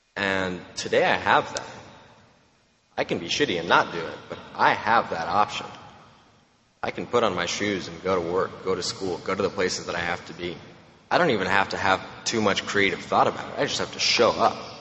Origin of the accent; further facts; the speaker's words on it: Romania; now in Texas, United States; I'm from Romania, which is not a very nice place